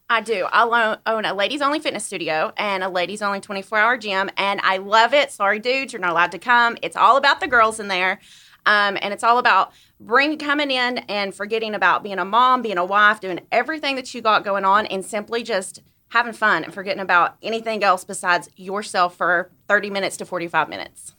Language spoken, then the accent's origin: English; Blountville, Tennessee, United States; now in Johnson City, United States; I'm actually from Blumpville, Tennessee. Good old Blumpville. Um, I moved to Johnson City when I was twenty years old and been here ever since.